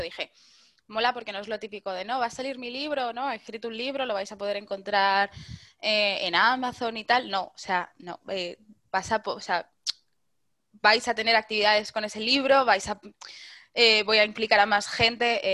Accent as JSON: {"language": "Spanish", "town": "Madrid", "region": "Community of Madrid", "country": "Spain", "said": "como buena madrileña"}